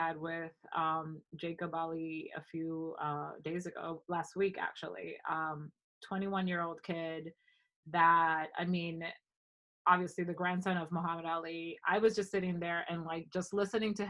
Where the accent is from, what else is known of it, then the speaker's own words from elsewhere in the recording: Dominican Republic; also born or lived in Ohio, United States; now in New York, United States; I grew up partially in the Dominican Republic, but I also lived in Ohio for 5 years